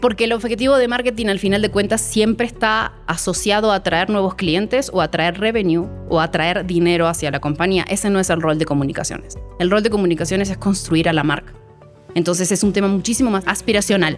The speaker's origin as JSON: {"language": "Spanish", "country": "Uruguay", "tie": "born or raised there", "moved": "as an adult", "lives_now": "Mexico", "said": "Soy uruguaya, nací en Uruguay hace 36 años ya"}